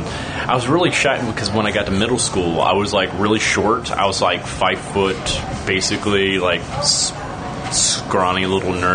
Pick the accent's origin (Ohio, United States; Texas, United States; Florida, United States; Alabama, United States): Alabama, United States; Huntsville; now in Astoria, Queens, New York, United States; I was born in Huntsville, Alabama